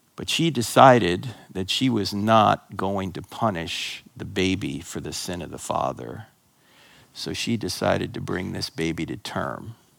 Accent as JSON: {"language": "English", "region": "New Jersey", "country": "United States", "tie": "born or raised there"}